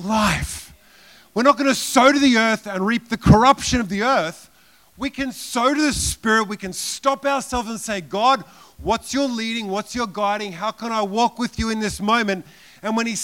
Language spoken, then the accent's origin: English; Queensland, Australia; I'm from Australia